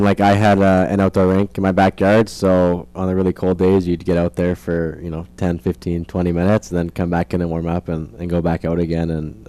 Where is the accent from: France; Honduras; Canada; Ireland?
Canada; Edmonton, Alberta; I'm from Edmonton, Alberta, up north, a couple hours from the border, and it's all hockey there.